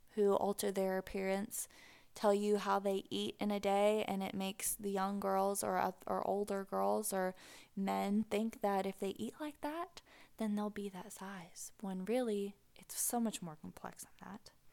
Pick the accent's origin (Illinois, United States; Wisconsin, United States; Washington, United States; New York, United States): Washington, United States; Pacific Northwest, just north of Seattle; moved away as an adult; now in Tennessee, United States; I grew up in the Pacific Northwest. Just north of Seattle